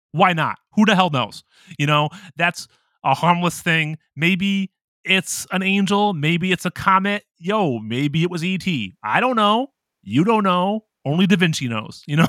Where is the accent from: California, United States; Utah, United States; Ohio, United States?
Ohio, United States; I'm from America, and I grew up in Ohio